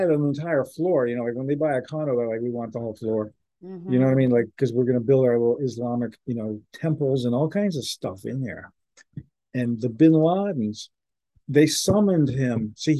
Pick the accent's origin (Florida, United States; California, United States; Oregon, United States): Florida, United States; Sarasota; I lived in Sarasota, okay? I grew up in Sarasota, Florida.